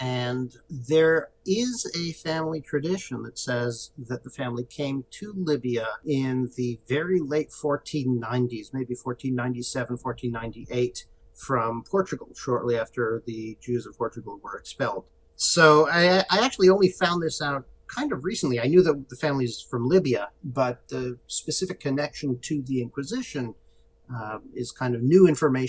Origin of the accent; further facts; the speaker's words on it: Waltham, Massachusetts, United States; moved away as an adult; also born or lived in Israel / Cambridge, Massachusetts / Baltimore; now in California, United States; I was born in Israel, but grew up actually in the Boston area. I grew up in Waltham.